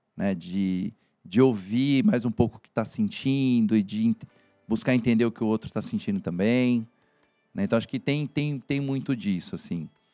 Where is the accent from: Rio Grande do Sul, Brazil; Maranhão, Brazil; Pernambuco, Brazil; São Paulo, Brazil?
São Paulo, Brazil; Santos; moved away as an adult; also born or lived in São Carlos; eu sou de Santos. a né, Baixada Santista